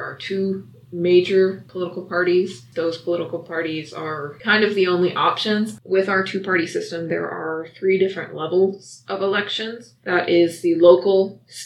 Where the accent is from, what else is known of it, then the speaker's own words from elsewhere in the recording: United States; I was born in the United States. I have been a citizen all of my life